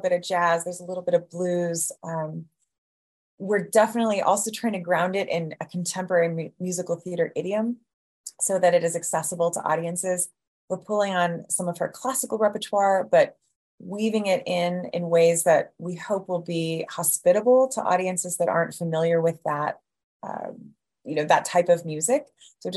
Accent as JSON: {"language": "English", "region": "Midwest", "country": "United States", "tie": "born or raised there", "said": "as a white person growing up in the Midwest."}